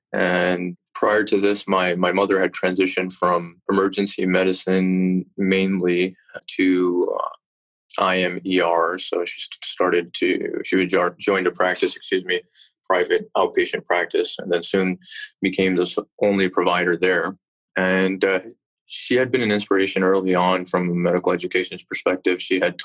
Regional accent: Chicago, Illinois, United States; also born or lived in West Indies; I was born and raised originally in Chicago

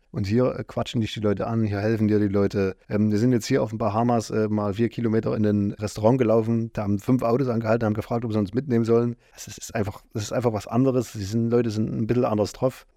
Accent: eastern Germany, East Germany, Germany; bei uns im Osten

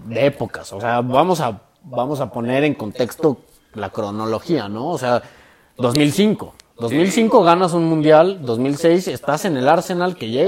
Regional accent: Mexico; como buen mexicano no hubiera llegado

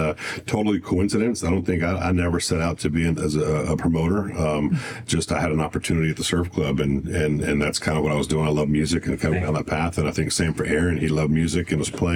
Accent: Sandia, Texas, United States; also born or lived in Corpus Christi, Texas; I'm from Corpus, but you know, I said it's from the area. We grew up in Sandia, kind of by a post OG

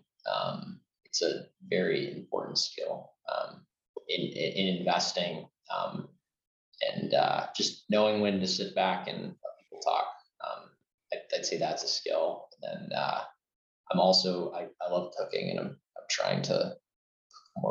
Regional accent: Chicago, Illinois, United States; I'm also from Chicago

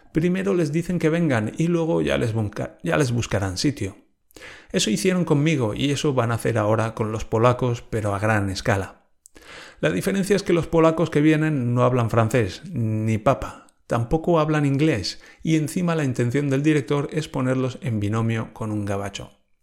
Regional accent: Spain

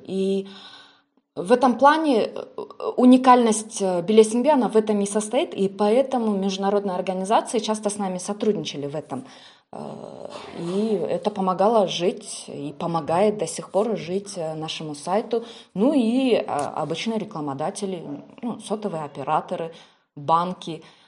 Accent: Kyrgyzstan; я как представитель национальности киргиз, скажем так, кыргыз

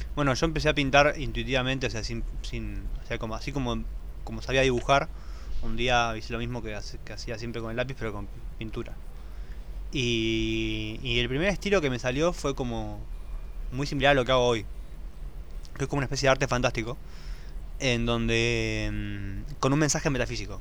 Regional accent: Buenos Aires, Argentina; yo por lo menos soy nacido en Buenos Aires sí. y siempre fui un bicho de ciudad.

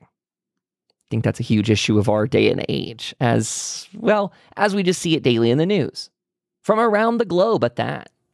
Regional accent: United States; being an American

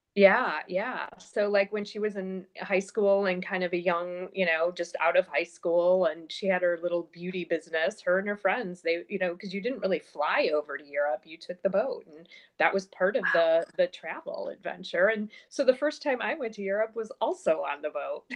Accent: a suburb of Chicago, Illinois, United States; I was born and raised in a suburb of Chicago

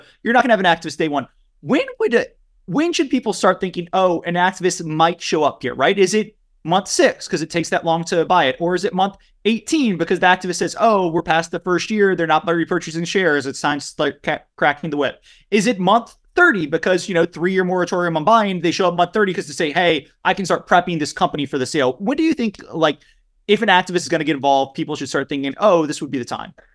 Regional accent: near Lafayette, Louisiana, United States; Lafayette, Louisiana, which is right outside of my hometown

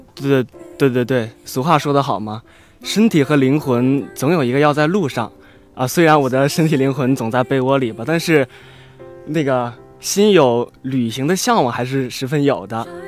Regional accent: Luoyang, Henan, China; 我的老家是在河南洛阳嘛

